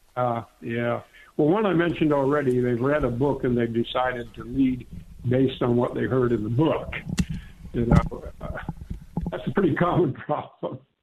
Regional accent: Clarkston, Michigan, United States; moved away as an adult; also born or lived in England; now in Long Beach, United States; I grew up in Michigan, in a little town called Clarkston, Michigan.

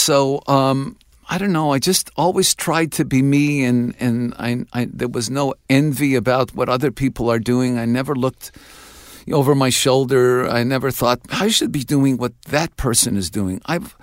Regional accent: Canada; I'm not only their son, but I'm a Canadian son.

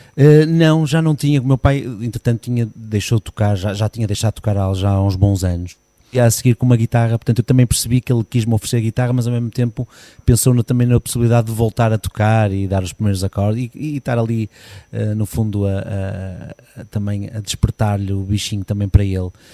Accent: Porto, Norte, Portugal; now in Gondomar, Portugal; nasci no Porto, sim. Nasci em casa.

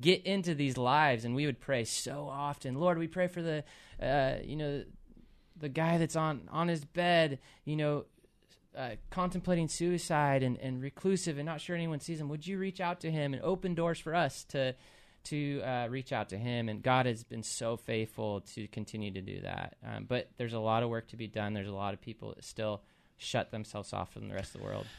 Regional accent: Puyallup, Washington, United States; also born or lived in Seattle; I grew up in Puyallup, um, was born in, born in Seattle and then moved down here when I was two and pretty much stayed around here

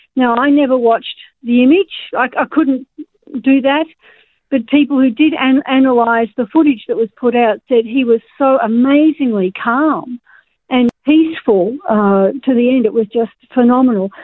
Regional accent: Australia; us as Australian Christians

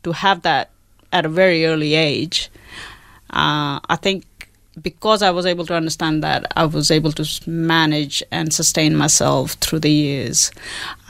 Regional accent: India; now in Australia; I was born in India

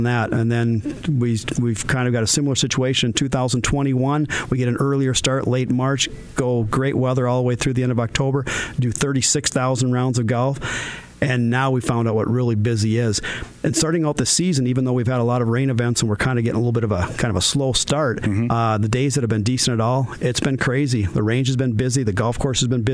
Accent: Moorhead, Minnesota, United States; I grew up in South Moorhead.

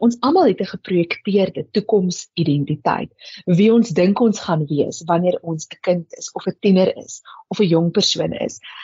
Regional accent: South Africa; as Suid-Afrikaners

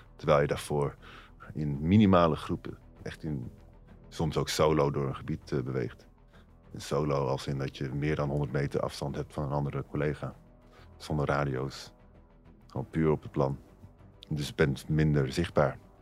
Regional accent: Netherlands

